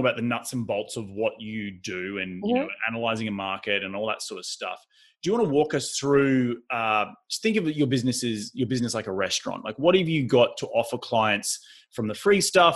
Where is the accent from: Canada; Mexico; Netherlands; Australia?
Australia; moved away as an adult; now in United States; being an Australian